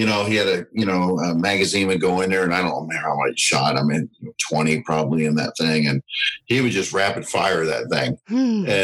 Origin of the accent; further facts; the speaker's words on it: Southern California, United States; also born or lived in the South (US); now in US South; I grew up originally in Southern California, but I've been in the South 28 years now